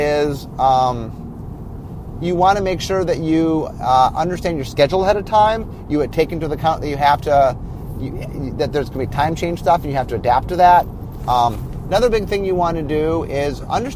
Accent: United States; I'm American

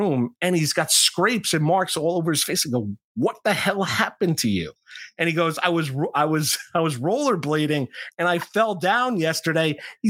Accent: Pearl River, New York, United States; born or raised there

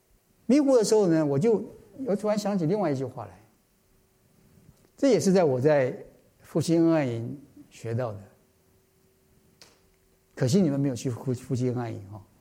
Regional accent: China; 我相信我们中国人大概都可以明白这句话。

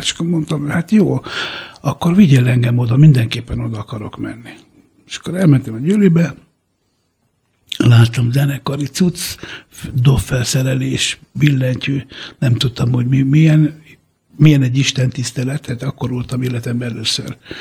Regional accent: Hungary; Hungarian is a second language; also born or lived in San Ferdinando di Puglia, Italy; ott éltünk eh, egészen öt éves koromig, amikor Magyarországra jöttünk.

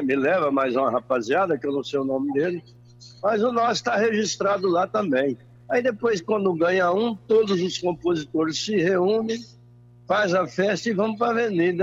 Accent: interior of São Paulo, Brazil; moved away; para minha terra também, que é Fora Rica, que sou do interior de São Paulo

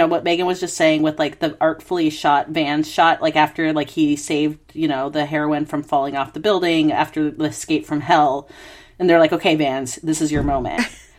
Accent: United States; now in Australia; I'm in Australia, but, you know, being American

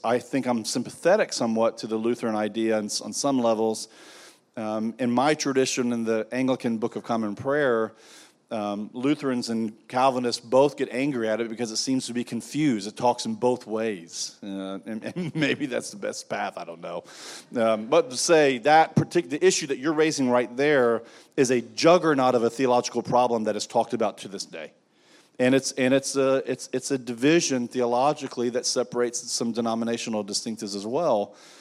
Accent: United States; I am an American, I'm very thankful for my country

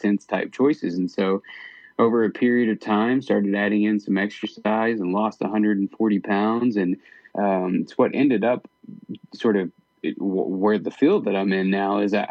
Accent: Midwest, United States; moved away as an adult; now in Idaho, United States; I grew up in the Midwest with no exposure to the mountains at all

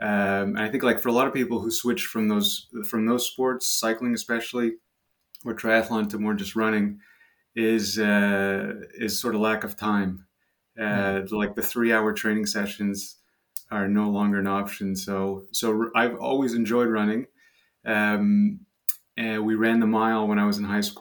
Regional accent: Montreal, Quebec, Canada; accent: French; I'm from Montreal, Canada. So I'm French Canadian. That's where the French accent is from.

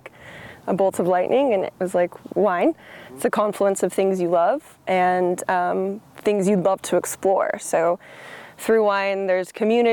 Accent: Los Angeles, California, United States; moved away as an adult; also born or lived in San Diego / Bay Area / New York; now in Oregon, United States; I'm totally from California. I'm from Los Angeles, the beach cities of Los Angeles, and I went to school in San Diego.

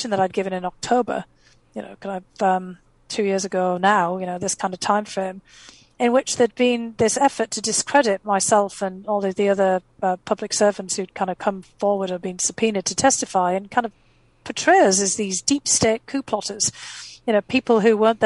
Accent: North East England, United Kingdom; first language English; moved away as an adult; also born or lived in Boston / Maryland; now in United States; I left, you know, my hometown in the northeast of England because there was no opportunity there

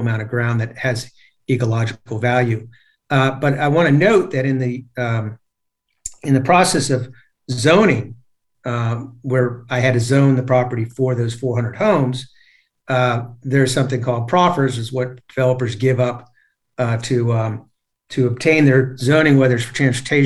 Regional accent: Annandale, Virginia, United States; I grew up in Fairfax County also over in the Annandale area

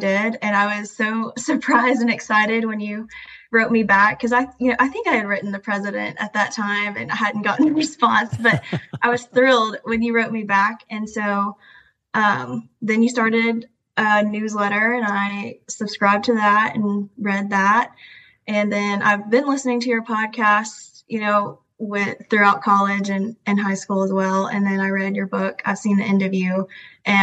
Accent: Hendersonville, Tennessee, United States; also born or lived in China; I grew up in Hendersonville, Tennessee, which is a suburb of Nashville.

